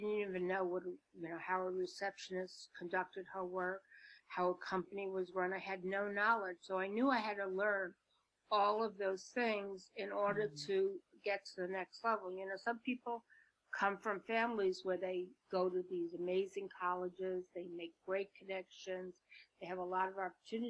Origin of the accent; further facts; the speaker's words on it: Brooklyn, New York, United States; accent: Brooklyn; I'm from Brooklyn. I'm a Brooklyn kid. I speak like, you know, Vinnie Barberini. Remember Vinnie Barberini? You know, that whole, like, Brooklyn doesn't sound so smart kind of accent.